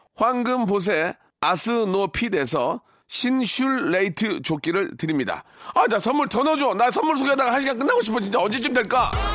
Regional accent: Gunsan, North Jeolla, South Korea; moved away; 군산 사람으로서

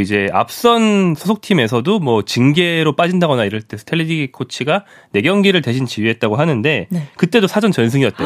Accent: South Korea; 제가 한국인이라서

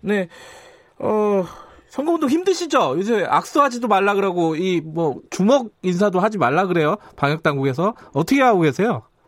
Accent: Daejeon, South Korea; 제가 사실 고향이 대전 중구입니다

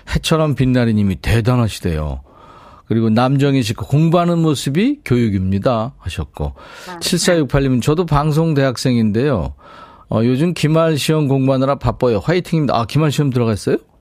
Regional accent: Seoul, South Korea; 어렸을 때 광화문 살았거든요. 거기서 이제 초등학교로 왔다 갔다 했는데

